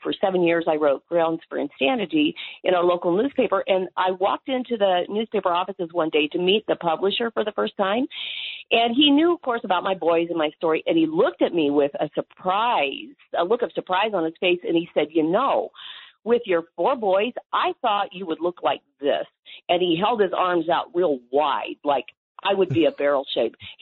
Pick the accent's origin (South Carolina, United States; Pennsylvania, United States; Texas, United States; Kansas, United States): Kansas, United States; I was raised on the Kansas Plains.